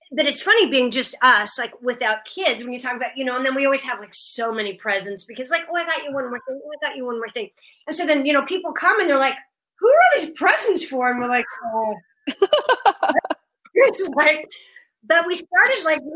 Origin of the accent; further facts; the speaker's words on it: Omaha, Nebraska, United States; we grew up in Omaha, but my parents were both from Kansas